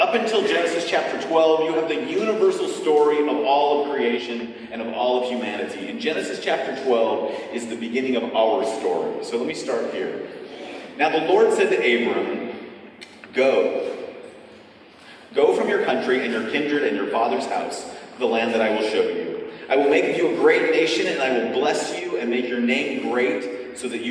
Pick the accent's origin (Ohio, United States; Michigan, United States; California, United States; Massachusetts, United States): California, United States; I'm from California